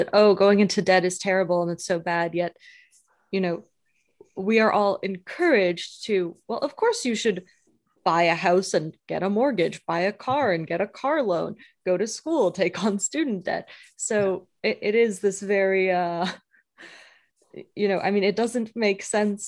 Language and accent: English; Canada; now in United States; I'm a Canadian currently living in the US